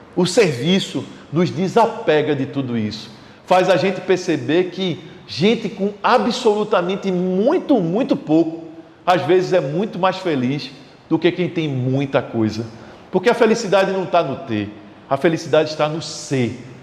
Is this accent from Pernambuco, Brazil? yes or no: yes; Recife, Pernambuco, Brazil; Eu sou do Recife, moro no Recife